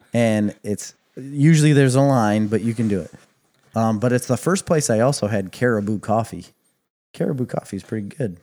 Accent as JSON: {"language": "English", "region": "Midwest", "country": "United States", "said": "We are coming from the Midwest"}